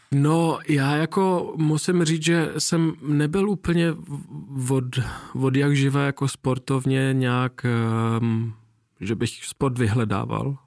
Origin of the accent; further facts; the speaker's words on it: Nuremberg, Bavaria, Germany; moved away; tenkrát v Norimberku, já jsem se narodil v Německu a žil mm-hmm. jsem tam nějakou dobu